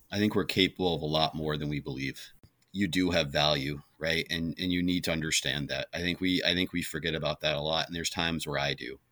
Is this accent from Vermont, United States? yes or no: yes; Vermont, United States; moved away; growing up in Vermont